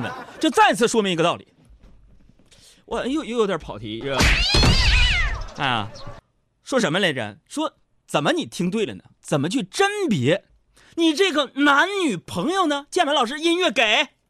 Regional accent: Nong'an, Jilin, China; moved away; 我们东北老家农安县

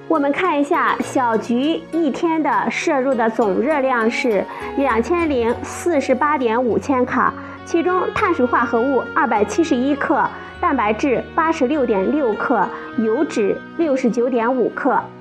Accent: China; 我们中国人

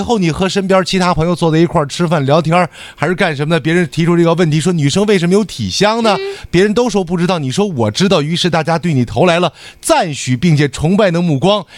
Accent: Northeast China, China; 我们东北人

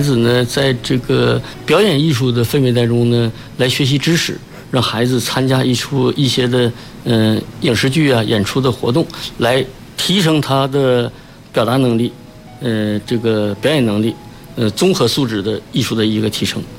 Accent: China; 我们中国人

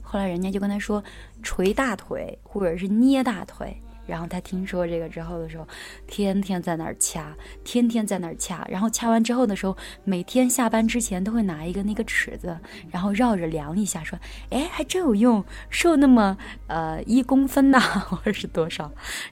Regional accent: Anhui, China; moved away as an adult; also born or lived in Xi'an, Shaanxi; now in Xinjiang, China; 我是安徽人嘛，然后后来又在西安上的学

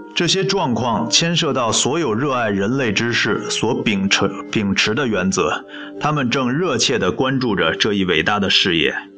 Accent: China; 我是中国人

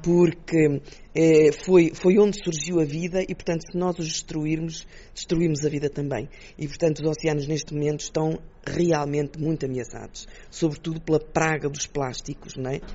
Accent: Portugal; nós como portugueses

